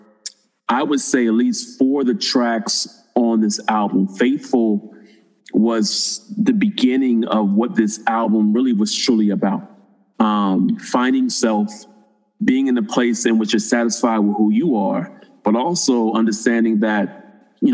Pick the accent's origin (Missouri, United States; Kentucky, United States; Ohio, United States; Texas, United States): Ohio, United States; Springfield; from my hometown of Springfield, Ohio.